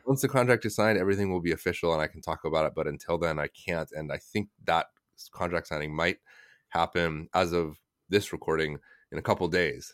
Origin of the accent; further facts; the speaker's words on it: United States; moved away as an adult; also born or lived in China; I'm American, just straight as American as you could get